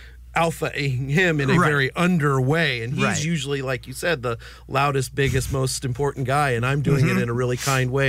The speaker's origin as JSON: {"language": "English", "town": "Kansas City", "region": "Missouri", "country": "United States", "moved": "yes", "said": "We're all from Kansas City"}